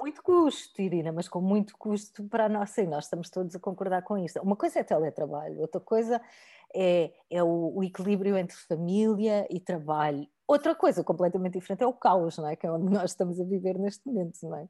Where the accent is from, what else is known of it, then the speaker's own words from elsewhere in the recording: Algarve, Portugal; eu venho do Algarve, de famílias humildes